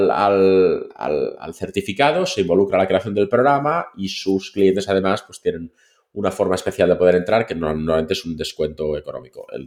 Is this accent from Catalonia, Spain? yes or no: yes; Catalonia, Spain; Y somos eh, catalanes.